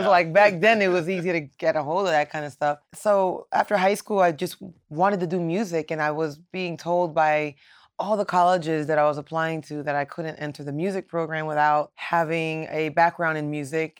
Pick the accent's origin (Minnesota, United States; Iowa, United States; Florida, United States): Florida, United States; Miami; Yes. Born and raised in Miami.